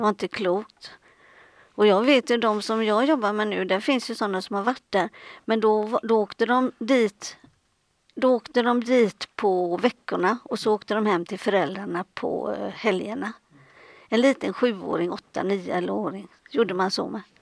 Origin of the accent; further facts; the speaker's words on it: Gothenburg, Västra Götaland, Sweden; jag kommer från Göteborg